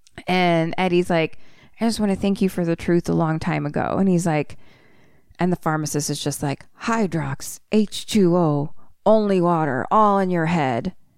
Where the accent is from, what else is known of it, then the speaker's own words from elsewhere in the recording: Philadelphia, Pennsylvania, United States; accent: Philly; my Philly accent